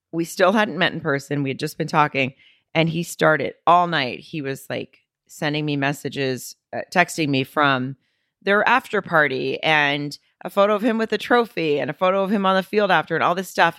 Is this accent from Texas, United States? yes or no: no; Arkansas, United States; now in Los Angeles, United States; I'm from Arkansas.